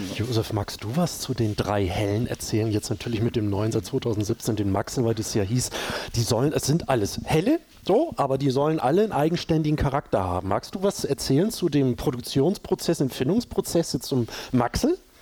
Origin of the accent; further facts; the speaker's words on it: Hamburg, Germany; bei uns in Hamburg